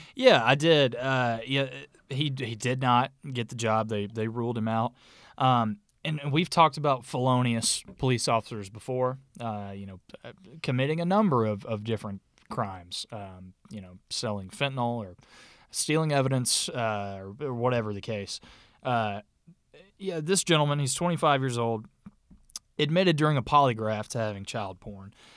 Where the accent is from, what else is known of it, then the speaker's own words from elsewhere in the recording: North Alabama, United States; the area we grew up in North Alabama